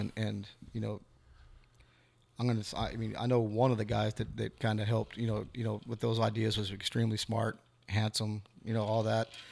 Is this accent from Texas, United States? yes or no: yes; Devine, Texas, United States; We're from Devine.